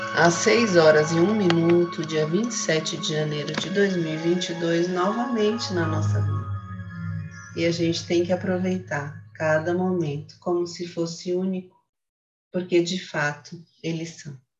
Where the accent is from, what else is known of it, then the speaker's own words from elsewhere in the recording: Santos, São Paulo, Brazil; moved away; Ontem foi aniversário de Santos, parabéns minha cidade natal, minha cidade querida